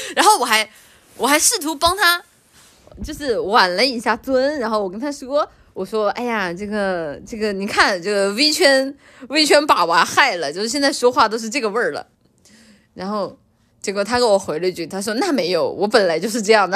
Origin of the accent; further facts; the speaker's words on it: China; 我们中国人不过阳节